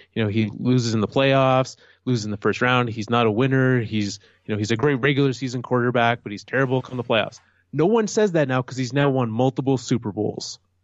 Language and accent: English; Canada; also born or lived in Calgary; As a Canadian, as someone from Canada